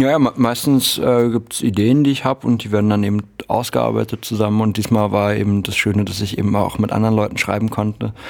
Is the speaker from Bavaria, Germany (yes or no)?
no; Halle, Saxony-Anhalt, Germany; ich bin ja in Halle an der Saale geboren